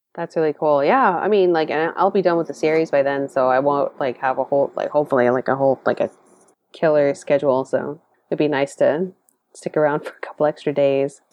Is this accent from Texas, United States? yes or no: yes; Dallas, Texas, United States; now in San Jose, United States; I grew up in Dallas